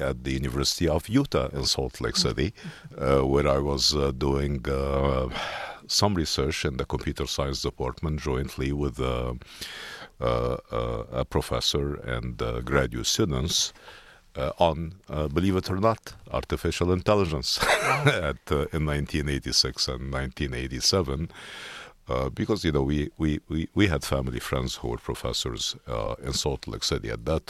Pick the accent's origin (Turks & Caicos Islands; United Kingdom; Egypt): Egypt; moved away as an adult; also born or lived in Cairo, Egypt / Alexandria, Egypt / Philadelphia, United States; now in United States; growing up in Egypt